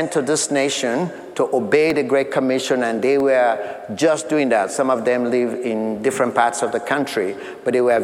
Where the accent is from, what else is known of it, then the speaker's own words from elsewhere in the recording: Sierra Leone; moved away as an adult; we had gone back to my home country of Sierra Leone